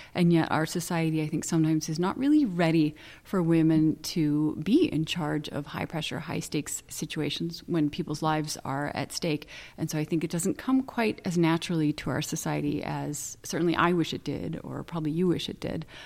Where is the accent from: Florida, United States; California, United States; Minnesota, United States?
California, United States; Santa Barbara; I was born in Cottage Hospital